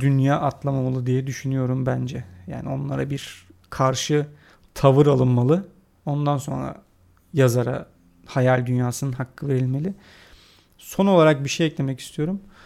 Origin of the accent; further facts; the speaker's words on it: Turkey; Biz Türkler olarak